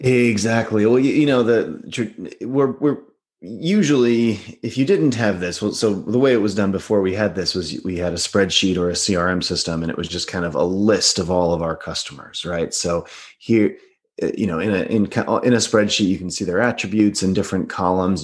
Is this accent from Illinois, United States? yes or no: yes; Chicago, Illinois, United States; moved away as an adult; now in California, United States; I grew up in Chicago